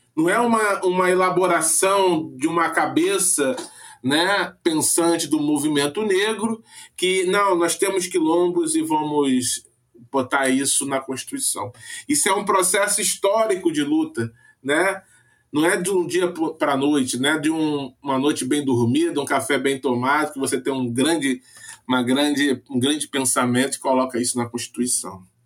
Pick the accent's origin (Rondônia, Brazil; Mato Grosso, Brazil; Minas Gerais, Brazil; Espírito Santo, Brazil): Rondônia, Brazil; eu sou de Rondônia, né? Minha mãe é baiana, né? Do, do sertão da Bahia, meu pai é gonçalense, né? Se encontraram em Rondônia, tiveram minha irmã e eu